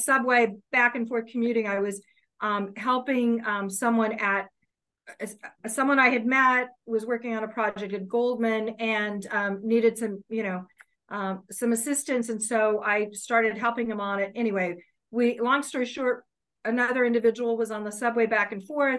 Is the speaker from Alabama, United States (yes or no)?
no; Kansas City, Missouri, United States; moved away as an adult; now in New York, United States; I grew up in Kansas City, so I'm from the Midwest of the United States